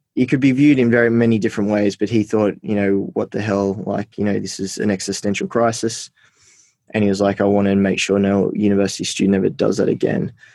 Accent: Armidale, New South Wales, Australia; also born or lived in Port Macquarie / Sydney; I grew up in Port Macquarie and then I grew up in Armidale.

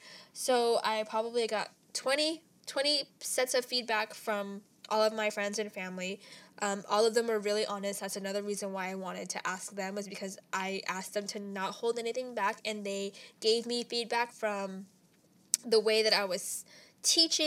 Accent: Ontario, California, United States; now in Los Angeles, United States; my hometown, Ontario

